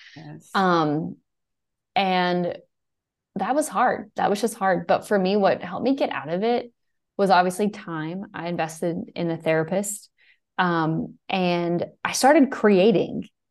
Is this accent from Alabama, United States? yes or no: yes; Fairhope, Alabama, United States; also born or lived in New York; I'm from Alabama. I'm actually from Fairhope